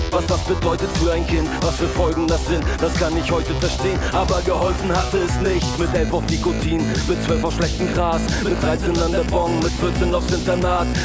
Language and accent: German; Hamburg, Germany; weil ich dachte, ich rede nur mal so, ich komme mal aus Hamburg, was willst du von mir? Aber ähm, ja, der ist irgendwie drin.